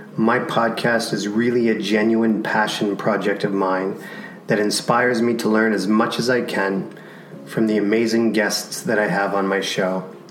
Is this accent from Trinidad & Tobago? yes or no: no; Canada; growing up in Canada, you had tons of snow